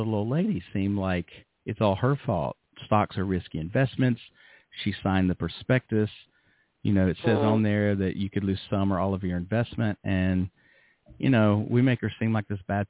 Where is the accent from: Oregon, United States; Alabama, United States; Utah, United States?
Alabama, United States; Birmingham; moved away as an adult; also born or lived in Manhattan, New York / Los Angeles, California / West Palm Beach, Florida; now in Yamaguchi, Japan; I grew up in Birmingham, Alabama, but I later lived in Manhattan and in Los Angeles and West Palm Beach, Florida